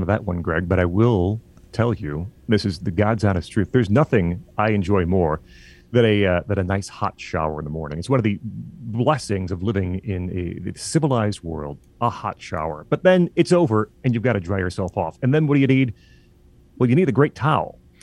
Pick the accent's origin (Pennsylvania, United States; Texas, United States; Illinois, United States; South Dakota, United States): Illinois, United States; moved away as an adult; now in Michigan, United States; I grew up in Illinois, and now I live in Michigan for the past, uh, six and a half years or so.